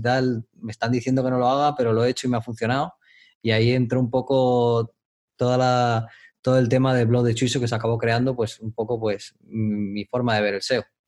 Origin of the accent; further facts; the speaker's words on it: Madrid, Community of Madrid, Spain; moved away as an adult; also born or lived in Dominican Republic; soy de Madrid, España. Mm, em, viví en el extranjero, en República Dominicana, muchos años.